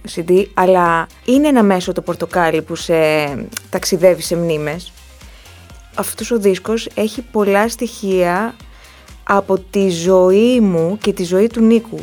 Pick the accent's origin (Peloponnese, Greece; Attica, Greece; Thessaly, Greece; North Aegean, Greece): North Aegean, Greece; Ikaria; moved away as an adult; now in Athens, Greece; εκεί ζουν όλες μου οι παιδικές αναμνήσεις, εκεί είναι το πατρικό μου σπίτι, εκεί ζουν οι γονείς μου